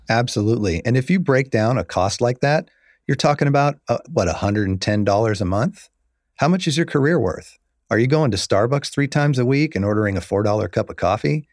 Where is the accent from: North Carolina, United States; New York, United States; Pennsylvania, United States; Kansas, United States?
Kansas, United States; moved away as an adult; also born or lived in San Francisco; now in Los Angeles, United States; I grew up in Kansas, and I grew up in the eighties